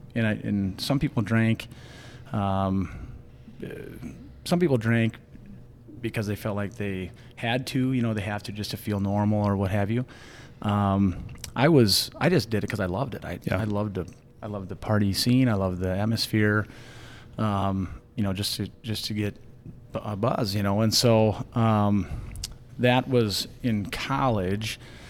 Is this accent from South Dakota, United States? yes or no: yes; Beresford, South Dakota, United States; moved away as an adult; also born or lived in Grand Forks; now in Sioux Falls, United States; growing up in Beersford in a small town, got a great family, real tight-knit family down there.